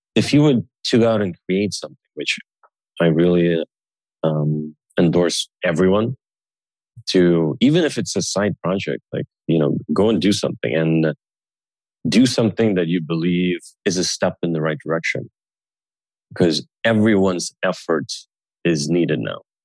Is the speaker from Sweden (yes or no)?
yes; Sweden; I was growing up in Sweden, you know, with Russian parents.